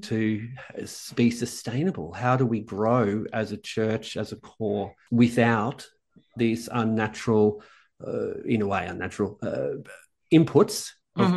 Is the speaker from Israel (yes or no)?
no; Melbourne, Victoria, Australia; moved away as an adult; also born or lived in Sweden; now in Amsterdam, Netherlands; I'm, I'm, an inner city boy. I'm from the inner city of Melbourne